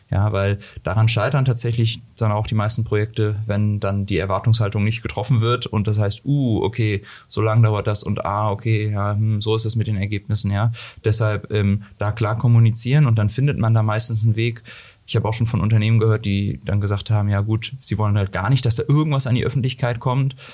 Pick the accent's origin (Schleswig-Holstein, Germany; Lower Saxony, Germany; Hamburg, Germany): Hamburg, Germany; Äh, eigentlich komme ich aus Hamburg ähm, und ähm, die, äh, ich genau bin dann zum Studium hierher gekommen